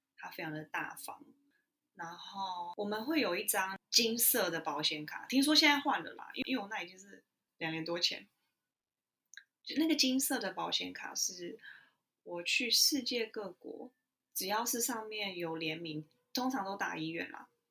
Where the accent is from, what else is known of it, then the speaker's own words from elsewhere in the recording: Taiwan; moved away; 我来自台湾啊